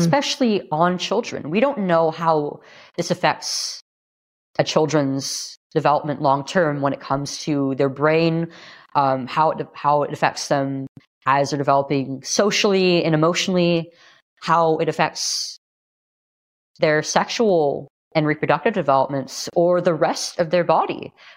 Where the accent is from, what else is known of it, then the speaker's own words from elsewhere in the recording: California, United States; here in California, my home state